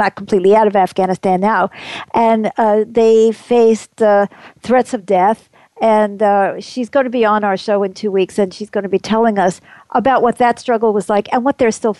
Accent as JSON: {"language": "English", "country": "United States", "said": "I'm an American. This is my country"}